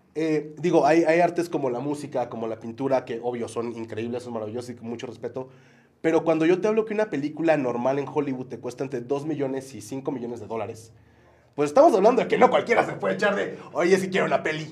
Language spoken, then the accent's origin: Spanish; Mexico; también como mexicanos, como vaqueños